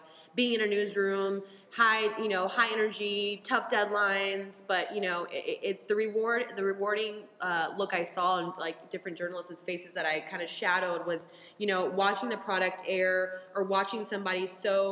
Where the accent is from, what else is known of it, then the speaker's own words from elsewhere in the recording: San Diego, California, United States; moved away as an adult; also born or lived in Midwest; I am from San Diego, California, born and raised San Diego girl.